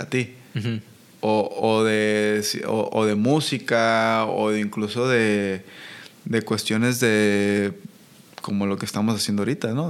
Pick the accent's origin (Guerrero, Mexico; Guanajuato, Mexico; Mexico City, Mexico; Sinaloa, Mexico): Sinaloa, Mexico; Colonia Guadalupe; yo crecí en Aguadalupe. Guadalupe.